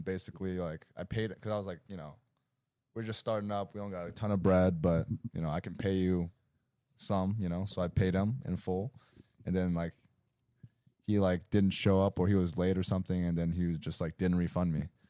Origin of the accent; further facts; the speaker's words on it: Greensboro, North Carolina, United States; I grew up in Greensboro, North Carolina, you know, not a lot of Asians out there